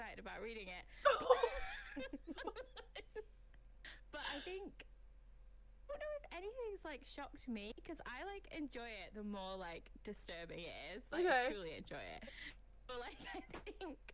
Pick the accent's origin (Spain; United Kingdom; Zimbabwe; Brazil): United Kingdom; now in Manchester, United Kingdom; we're British